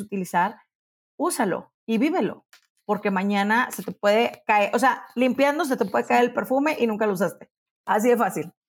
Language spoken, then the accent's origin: Spanish; Monterrey, Nuevo León, Mexico; now in Mexico City, Mexico; Yo ya me acostumbré a pensar que soy de Monterrey